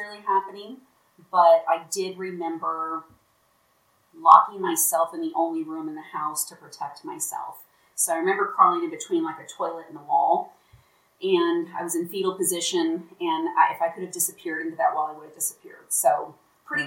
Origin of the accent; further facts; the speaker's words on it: Omaha, Nebraska, United States; moved away as an adult; also born or lived in Lincoln, Nebraska; now in Salt Lake City, United States; Omaha, Nebraska is my hometown